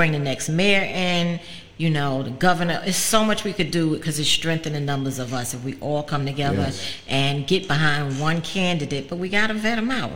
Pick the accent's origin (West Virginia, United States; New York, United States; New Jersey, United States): New York, United States; New York City; I'm from the Boogie Down Bronx